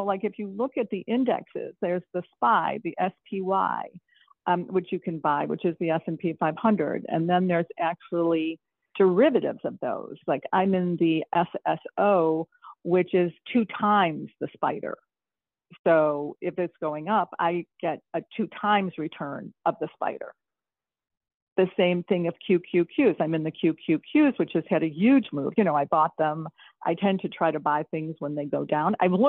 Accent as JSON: {"language": "English", "region": "New York", "country": "United States", "also_born_or_lived": "Chicago", "lives_now": "Santa Monica, United States", "said": "I'm from New York and Chicago, you know, where you really felt the change of seasons, obviously. But I'm actually a little chilly in Santa Monica at night right now"}